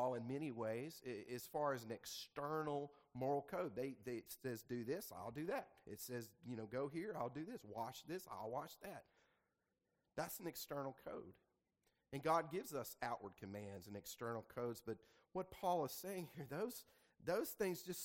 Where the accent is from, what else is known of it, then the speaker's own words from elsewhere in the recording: the Delta, Mississippi, United States; moved away; also born or lived in Jackson, Mississippi; I was born and raised in the Delta